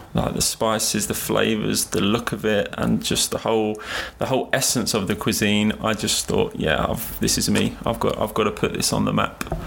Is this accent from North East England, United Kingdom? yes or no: no; London, United Kingdom; London, being born here and just growing up in London